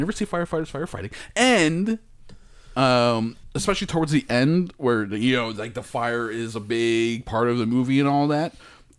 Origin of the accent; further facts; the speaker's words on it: United States; Am I British? No, I'm not British. I wish I was sometimes, but I'm not. I'm an American